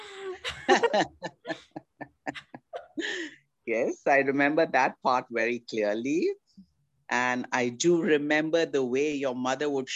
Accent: Kuwait; moved away as an adult; also born or lived in Delhi, India / Oklahoma, United States; now in California, United States; I grew up in Kuwait. Though I was born in Delhi, I was just a month or 2 months old when I went to Kuwait in a ship with my mom.

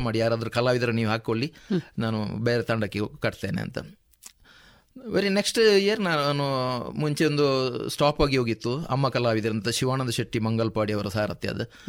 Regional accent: Kumbra, Karnataka, India; ಪುತ್ತೂರು ನನ್ನ ಊರು ಕುಂಬ್ರ ನನ್ನ ಊರು

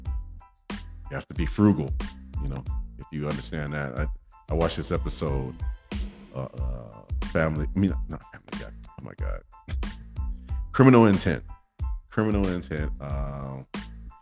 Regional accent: Michigan, United States; now in Arizona, United States; I'm from Michigan

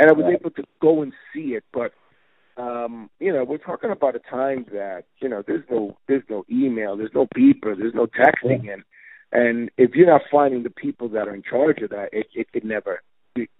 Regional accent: New York City, New York, United States; growing up in East New York, we would just be on rooftops with pigeon coops and just benching trains all day

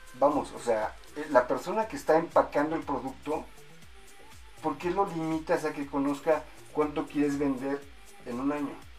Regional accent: Mexico

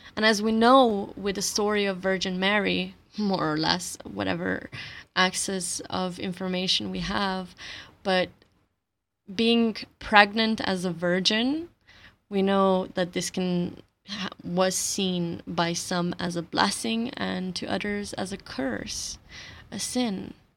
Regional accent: Slovenia; first language Slovenian; English is a second language; my native language, my mother tongue, Slovenian

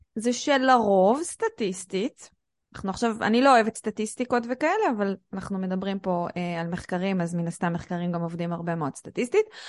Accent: Israel; אנחנו כנשים שגדלנו בישראל, או שעשינו מבחנים בשפה העברית

